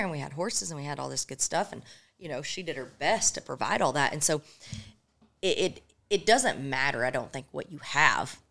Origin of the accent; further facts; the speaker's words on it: Illinois, United States; moved away; also born or lived in Oklahoma; I grew up in Illinois.